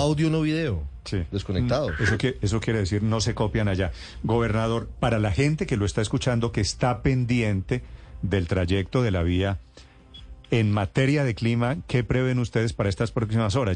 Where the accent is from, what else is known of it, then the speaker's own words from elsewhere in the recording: Colombia; somos los colombianos